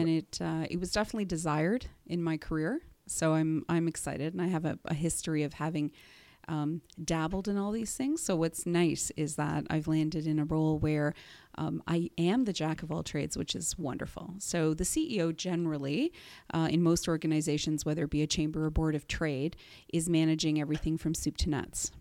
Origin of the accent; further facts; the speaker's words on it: Whitby, Ontario, Canada; also born or lived in Durham Region; I am from Durham, and, uh, I actually grew up in Whitby.